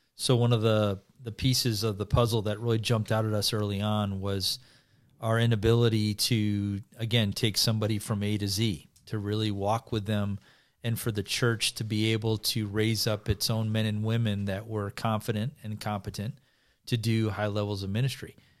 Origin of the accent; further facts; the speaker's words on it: United States; coming as an American